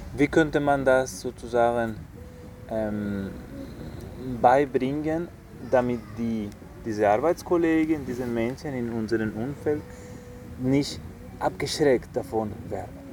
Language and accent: German; Spain; moved away; Ich komme aus einem Land, aus Spanien